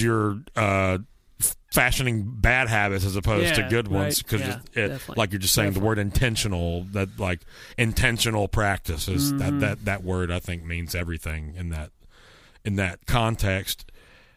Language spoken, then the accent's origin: English; Garland, Texas, United States; moved away as an adult; I'm from the Dallas area, Garland, Texas specifically.